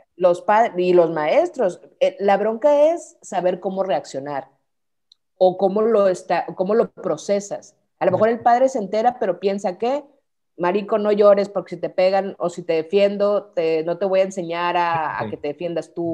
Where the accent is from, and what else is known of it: Mexico